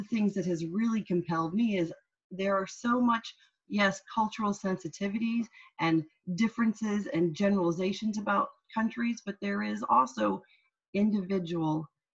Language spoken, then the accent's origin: English; Farmland, Indiana, United States; moved away; also born or lived in Washington, D.C.; when I was a little girl growing up in Indiana in a small town called Farmland. It's not just the descriptor, it's actually the name of the town.